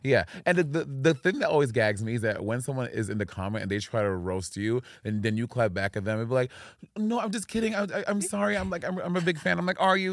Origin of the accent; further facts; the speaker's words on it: New York City, New York, United States; moved away as an adult; now in Los Angeles, United States; I'm from New York City in Brooklyn.